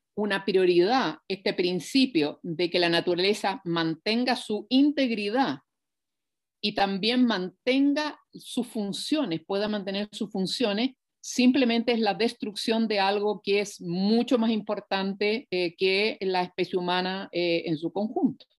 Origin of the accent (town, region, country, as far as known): Chile